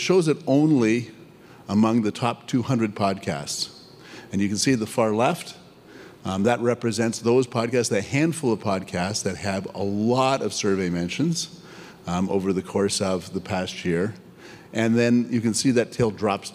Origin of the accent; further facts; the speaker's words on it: Canada; I'm Canadian, I say niches, not niches